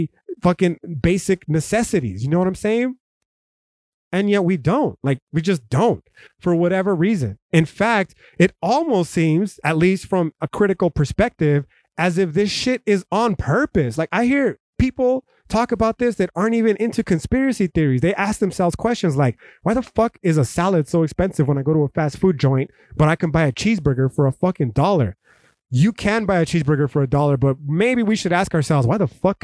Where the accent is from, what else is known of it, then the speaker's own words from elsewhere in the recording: United States; as an American